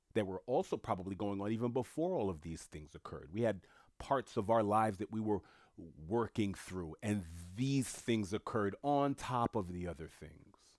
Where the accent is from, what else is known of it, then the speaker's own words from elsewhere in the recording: New York City, New York, United States; also born or lived in Italy; I'm born and raised in Queens